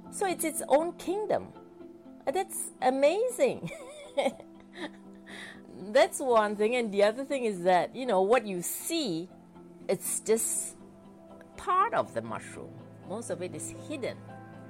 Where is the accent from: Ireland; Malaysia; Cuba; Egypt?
Malaysia; moved away as an adult; now in Norway; I grew up in Malaysia